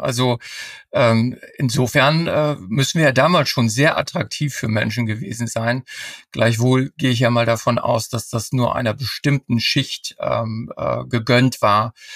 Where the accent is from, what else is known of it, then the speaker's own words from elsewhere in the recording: Emsland, Lower Saxony, Germany; now in Norderney, Germany; ich bin zwar gebürtiger äh, Emsländer